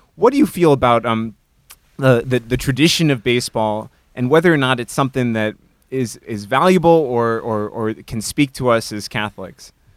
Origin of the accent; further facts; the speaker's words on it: Chicago, Illinois, United States; growing up in Chicago during the, um, Michael Jordan era